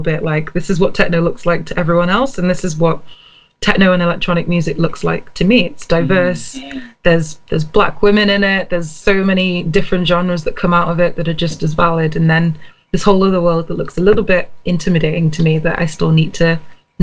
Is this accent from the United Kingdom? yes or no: yes; United Kingdom; now in Sheffield, United Kingdom; I tend to define myself as a British-born Nigerian.